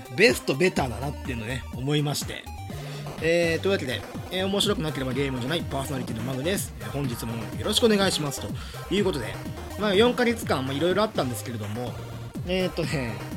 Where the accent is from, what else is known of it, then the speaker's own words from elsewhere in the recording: Hyogo countryside, Japan; moved away as an adult; also born or lived in Itabashi, Tokyo; now in Tokyo, Japan; 兵庫のクソ田舎から東京のね、シティボーイになるために、まあ、大学に上京するために、5年前